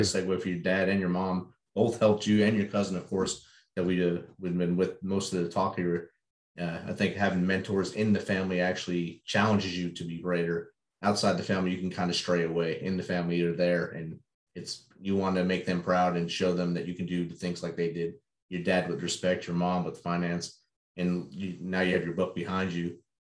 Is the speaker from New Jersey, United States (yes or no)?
yes; Jersey City, New Jersey, United States; I grew up right there in Jersey City, New Jersey